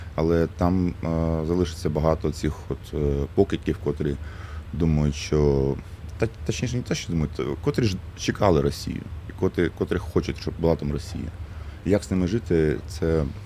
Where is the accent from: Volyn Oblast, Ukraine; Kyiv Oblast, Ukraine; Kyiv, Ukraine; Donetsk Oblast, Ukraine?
Donetsk Oblast, Ukraine; Mariupol; moved away as an adult; я все життя прожив у Маріуполі до 2022 року